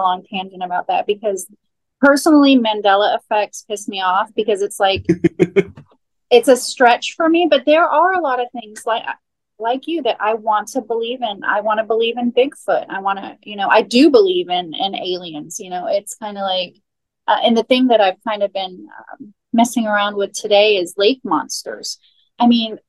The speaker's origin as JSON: {"language": "English", "region": "Florida", "country": "United States", "tie": "born or raised there", "said": "I grew up in Florida"}